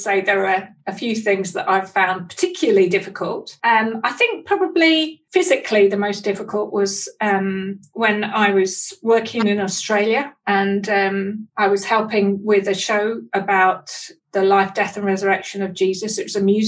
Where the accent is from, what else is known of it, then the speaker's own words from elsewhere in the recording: East London, East of England, United Kingdom; I was born in East London